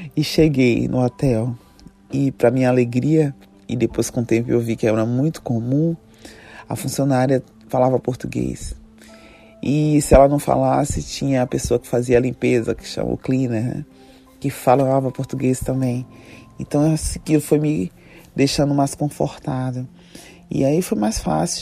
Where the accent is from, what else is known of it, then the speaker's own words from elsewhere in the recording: Salvador, Bahia, Brazil; moved away as an adult; also born or lived in London; Eu estava a 14 horas de voos de distância da minha terra, Salvador, para Londres